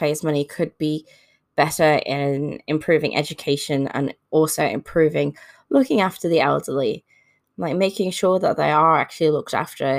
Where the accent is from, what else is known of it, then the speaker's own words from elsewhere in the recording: United Kingdom; now in Australia; I was brought up in the United Kingdom, and I currently live in Australia